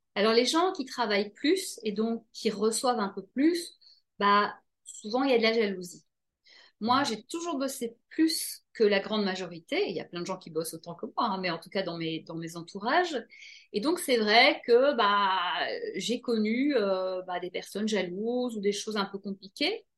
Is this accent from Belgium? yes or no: yes; Belgium; je viens de Belgique